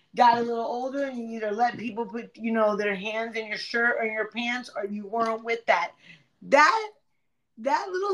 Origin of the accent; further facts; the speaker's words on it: Broward, Florida, United States; I grew up in Broward